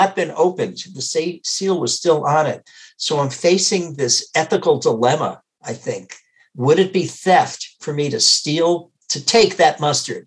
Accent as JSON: {"language": "English", "town": "Worcester", "region": "Massachusetts", "country": "United States", "tie": "born or raised there", "moved": "as an adult", "lives_now": "Wisconsin, United States", "said": "growing up in Worcester, Massachusetts"}